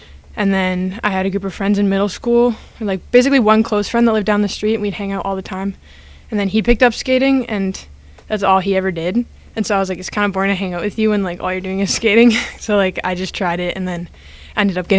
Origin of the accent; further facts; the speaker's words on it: Victoria, British Columbia, Canada; now in Vancouver, Canada; I'm from a place called Victoria on Vancouver Island.